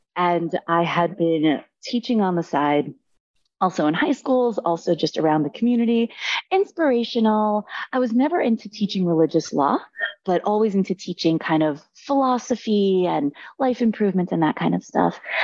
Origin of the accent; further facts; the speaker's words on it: New York, United States; I'm from New York